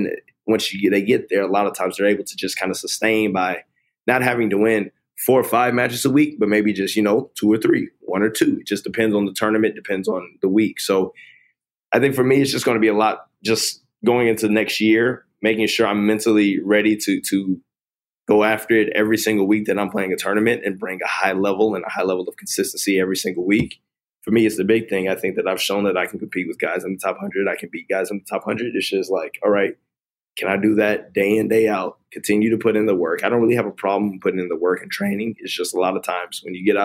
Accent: Atlanta, Georgia, United States; I grew up in Atlanta, which is a predominantly black city

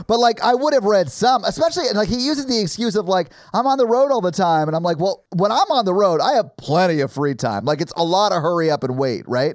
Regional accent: Nashville, Tennessee, United States; I grew up white in Nashville

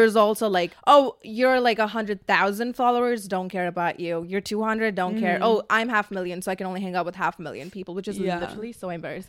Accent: Dubai, United Arab Emirates; moved away as an adult; now in Los Angeles, United States; I'm from the Middle East

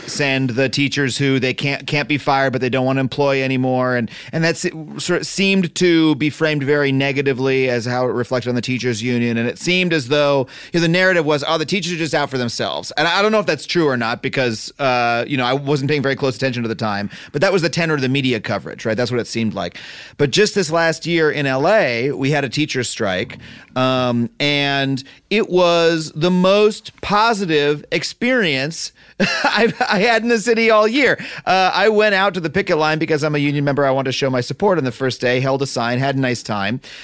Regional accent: United States; me as an American

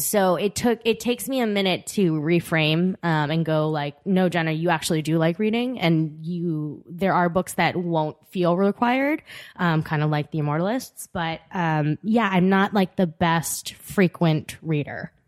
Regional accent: Long Island, New York, United States; also born or lived in Korea; I was brought to the U S at three months, and I grew up on Long Island.

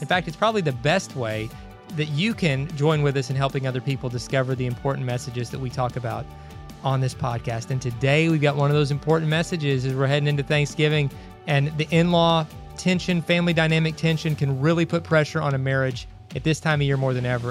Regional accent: Kentucky, United States; moved away; We grew up in Kentucky

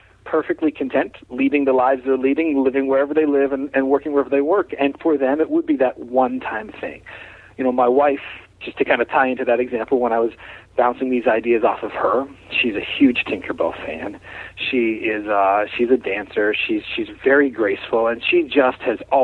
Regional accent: Pittsburgh, Pennsylvania, United States; here in my hometown around Pittsburgh

